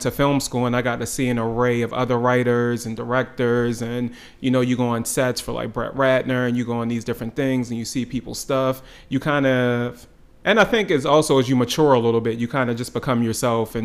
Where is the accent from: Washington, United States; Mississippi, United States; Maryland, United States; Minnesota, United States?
Maryland, United States; Baltimore; also born or lived in Los Angeles; I grew up in Baltimore. I grew up in Baltimore, went to Towson Catholic and City for high school